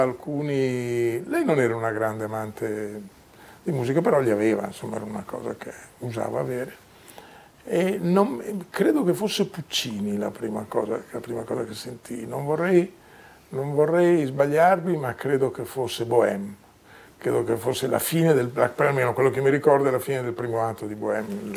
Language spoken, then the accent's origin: Italian; Emilia-Romagna, Italy; moved away; Io sono emiliano di origine